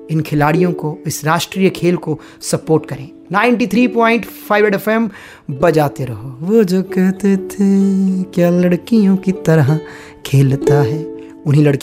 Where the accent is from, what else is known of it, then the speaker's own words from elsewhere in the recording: Kurukshetra, Haryana, India; मैं खुद कुरुक्षेत्र से हूँ और मैंने वहाँ पर हॉकी खेलते बहुत से लोगों को देखा है